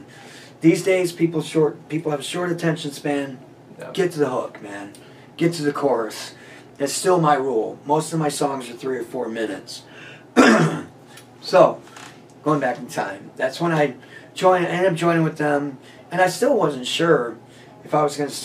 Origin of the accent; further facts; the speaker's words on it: Chesterton, Indiana, United States; also born or lived in Valparaiso, Indiana; I'm from Chesterton, Valpo area